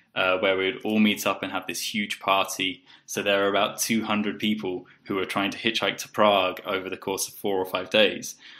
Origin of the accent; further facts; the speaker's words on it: South East England, United Kingdom; moved away as an adult; also born or lived in Poland / Bulgaria / Colombia; I grew up in the southeast of England, uh, but I moved out maybe 10 years ago and uh, have lived in Poland, Bulgaria, Colombia.